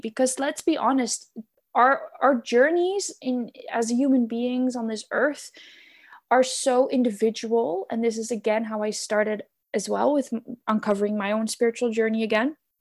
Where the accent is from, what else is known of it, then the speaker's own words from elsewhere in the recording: Netherlands; moved away; I am born and raised in the Netherlands, and I live there now again as well